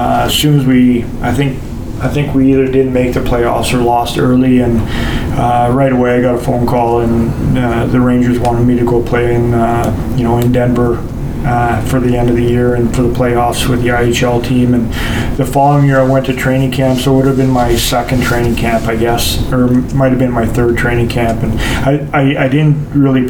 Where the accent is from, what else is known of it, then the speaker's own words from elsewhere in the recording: North Bay, Ontario, Canada; also born or lived in Boston; I grew up in North Bay